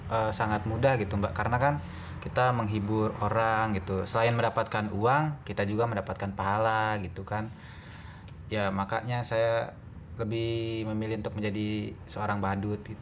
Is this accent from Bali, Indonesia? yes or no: no; West Nusa Tenggara, Indonesia; now in Yogyakarta, Indonesia; saya berkuliah di Yogyakarta semester 6 dan saya dari NTB, Nusa Tenggara Barat.